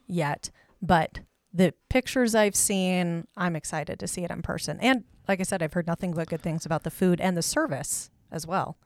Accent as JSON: {"language": "English", "town": "Kansas City", "country": "United States", "tie": "born or raised there", "moved": "yes", "lives_now": "Great Falls, United States", "said": "growing up in Kansas City"}